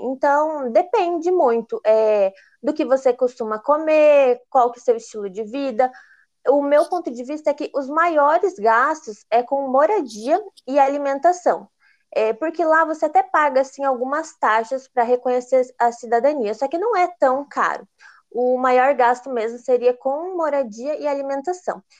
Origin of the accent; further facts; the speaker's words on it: Brazil; moved away as an adult; also born or lived in Italy; eu acabei voltando para o Brasil